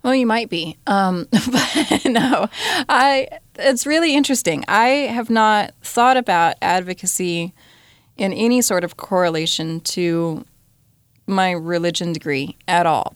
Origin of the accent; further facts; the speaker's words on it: Colorado, United States; the group of cowboys I grew up with in Colorado